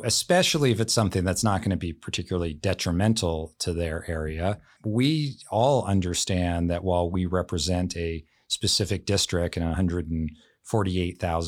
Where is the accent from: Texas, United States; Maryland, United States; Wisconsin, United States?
Maryland, United States; D.C.; also born or lived in Baltimore, Maryland; now in Washington, United States; I grew up outside of Washington, D.C.